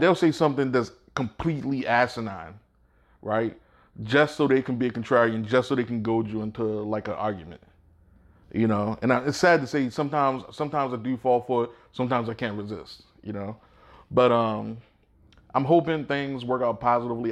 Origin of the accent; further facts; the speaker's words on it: Baltimore, Maryland, United States; moved away; also born or lived in Georgia; I grew up in Baltimore